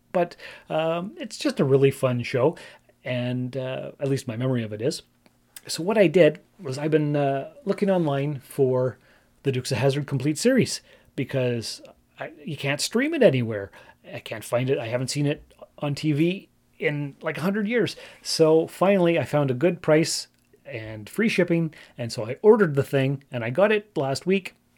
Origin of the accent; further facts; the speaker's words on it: Sault Ste. Marie, Ontario, Canada; I grew up in Sault Ste. Marie, Ontario, Canada